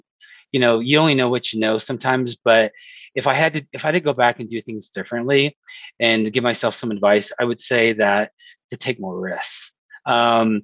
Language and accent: English; Colorado Springs, Colorado, United States; born or raised there